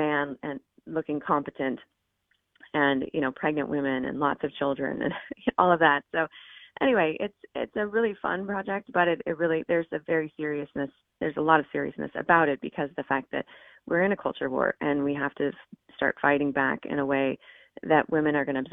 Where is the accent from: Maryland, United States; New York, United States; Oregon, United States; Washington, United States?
Oregon, United States; moved away; I grew up in Oregon, and there's a reason I don't live in Oregon